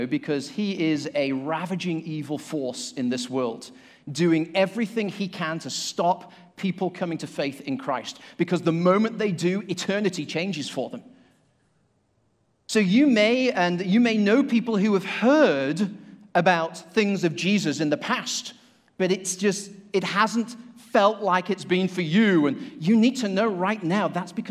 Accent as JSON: {"language": "English", "town": "Manchester", "region": "North West England", "country": "United Kingdom", "moved": "yes", "lives_now": "Asheville, United States", "said": "I live in Asheville, and in fact, from the UK, I came from Manchester, so I'm a city slicker"}